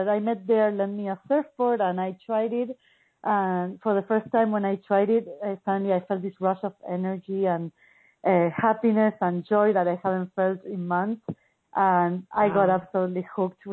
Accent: Buenos Aires, Argentina; I grew up in Buenos Aires, Argentina, and it's a big city.

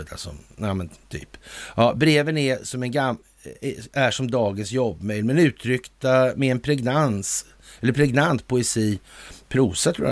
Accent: Västerbotten County, Sweden; Det gamla bolaget Masonit AB låg i Västerbotten där jag växte upp.

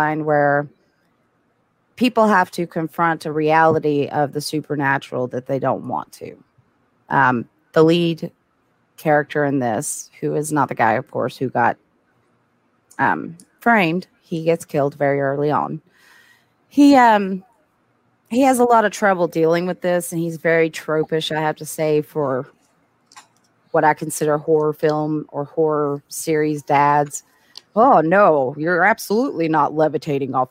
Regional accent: the South, United States; as a Southerner

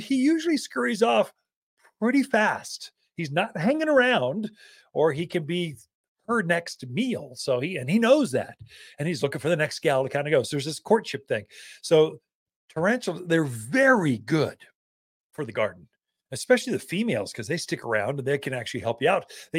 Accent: Prescott, Arizona, United States; born or raised there

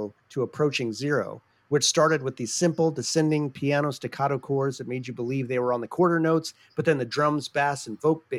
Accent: Victoria, British Columbia, Canada; Sorry, I was born and raised in Victoria.

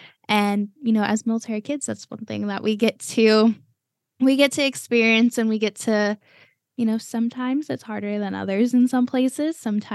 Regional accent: Texas, United States; also born or lived in Cleveland, United States / Florida, United States; I was born and raised in Cleveland for 9 years. And then my more formative years were spent in Texas. And then me, you know, throughout all of my teenage years, I was in Florida.

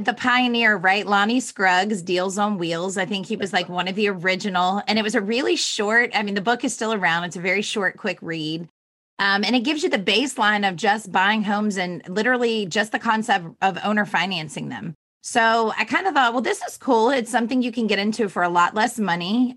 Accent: Virginia, United States; moved away; also born or lived in Florida; I grew up in Virginia

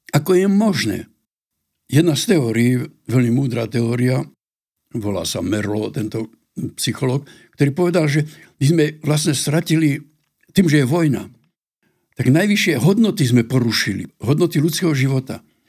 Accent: Slovakia; u nás na Slovensku

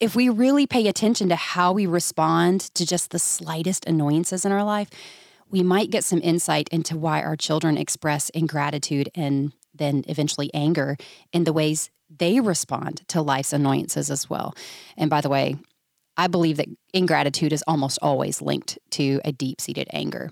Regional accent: Georgia, United States; I'm from Georgia

